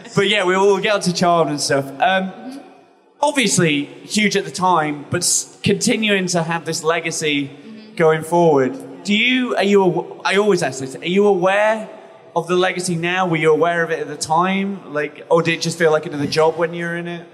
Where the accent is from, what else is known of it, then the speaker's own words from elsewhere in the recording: England, United Kingdom; I come from England